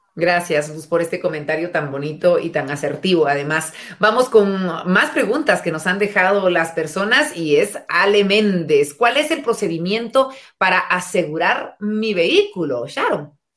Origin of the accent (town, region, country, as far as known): Guatemala